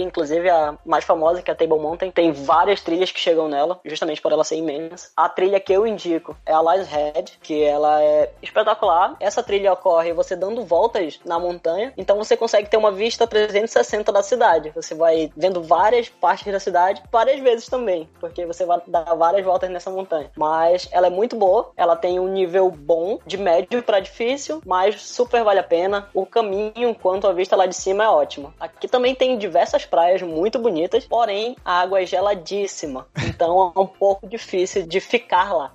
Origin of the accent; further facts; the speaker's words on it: Manaus, Amazonas, Brazil; moved away as an adult; now in Cape Town, South Africa; Eu sou de Manaus, Amazonas